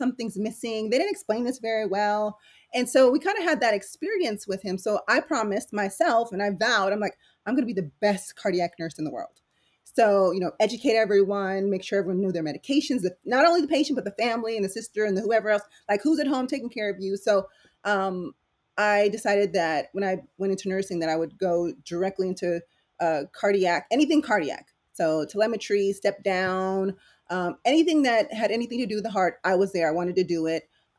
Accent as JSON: {"language": "English", "town": "San Diego", "region": "California", "country": "United States", "tie": "born or raised there", "also_born_or_lived": "Philippines", "second_language": "English", "said": "And I actually didn't come to the United States till I was probably like 8 or 9. So English wasn't my first language. So I'm kind of was raised in San Diego, lived there all my life"}